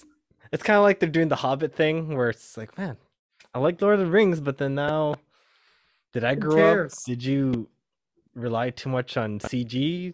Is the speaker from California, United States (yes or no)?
yes; California, United States; because I'm a Californian.